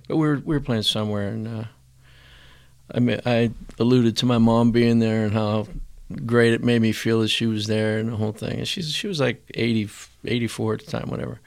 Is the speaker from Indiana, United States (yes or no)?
no; McKees Rocks, Pennsylvania, United States; I grew up in McKees Rocks